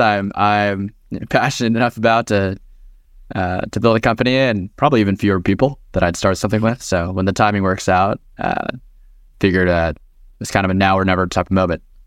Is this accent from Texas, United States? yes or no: yes; Texas, United States; now in Bay Area, United States; born and raised, uh, in Texas